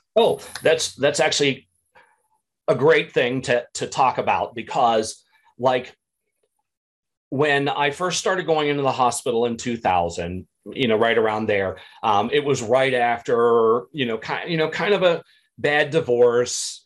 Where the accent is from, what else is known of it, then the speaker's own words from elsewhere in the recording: small town in Pennsylvania, United States; now in Illinois, United States; growing up in the Catholic church, small town in Pennsylvania